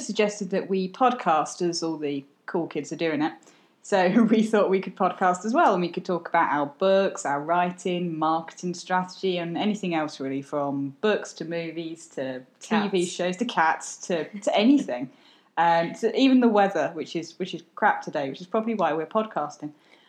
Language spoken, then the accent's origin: English; United Kingdom; also born or lived in London / Cheshire / Sussex / Surrey; now in Staffordshire, United Kingdom; Well, I'm not Swedish, I'm British. I'm currently living in Staffordshire, but as people who know us know, we move every sort of 6 to 12 months.